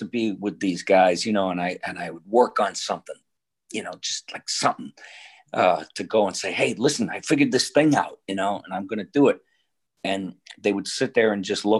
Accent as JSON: {"language": "English", "town": "Boston", "region": "Massachusetts", "country": "United States", "tie": "born or raised there", "also_born_or_lived": "Detroit, Michigan"}